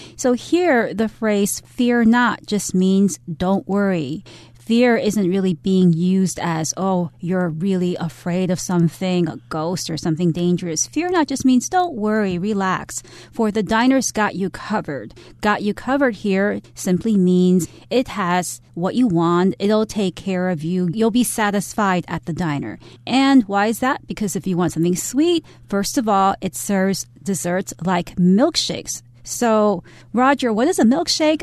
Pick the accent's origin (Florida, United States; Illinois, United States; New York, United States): New York, United States; New York City; moved away; There were many diners in New York City at the time when I was growing up